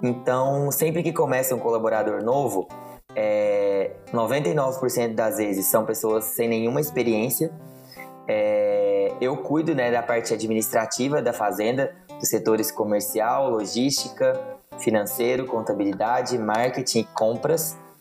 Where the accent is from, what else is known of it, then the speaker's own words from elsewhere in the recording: São Roque de Minas, Minas Gerais, Brazil; also born or lived in Belo Horizonte; eu sou nascida e criada aqui em São Roque de Minas